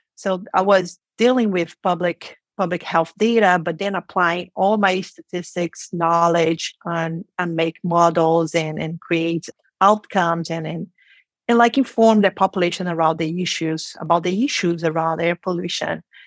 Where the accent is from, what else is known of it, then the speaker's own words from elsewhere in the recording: Rio de Janeiro, Brazil; first language Portuguese; English is a second language; moved away as an adult; now in San Francisco, United States; I was born and raised in Brazil, in Rio de Janeiro, and we speak Portuguese.